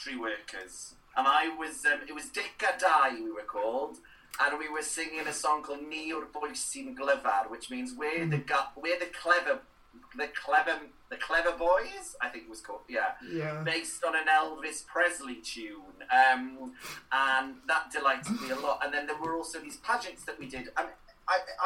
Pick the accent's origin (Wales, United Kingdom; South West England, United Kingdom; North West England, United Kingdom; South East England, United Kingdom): Wales, United Kingdom; Cowbridge; first language Welsh; English is a second language; moved away; I grew up in Cowbridge